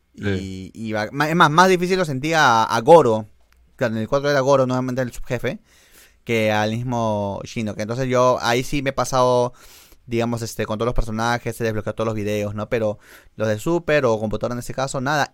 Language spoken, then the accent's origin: Spanish; Argentina; yo soy un argentino